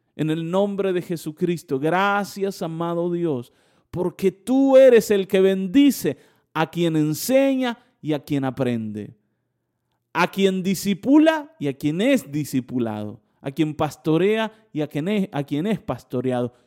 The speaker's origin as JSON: {"language": "Spanish", "region": "Buenos Aires", "country": "Argentina", "also_born_or_lived": "northern Argentina", "accent": "porteño", "moved": "yes", "said": "teníamos un acento porteño"}